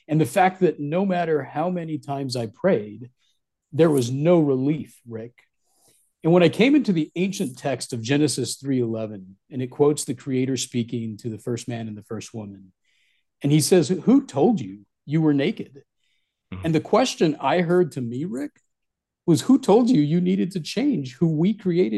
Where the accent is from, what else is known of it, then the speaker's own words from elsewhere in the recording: Southwest, United States; moved away as an adult; also born or lived in Midwest; in 2017, I moved back to my origins in the Southwest